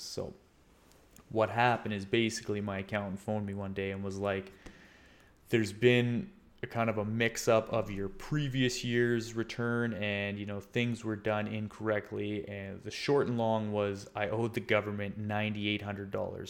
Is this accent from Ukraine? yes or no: no; Canada; also born or lived in Scotland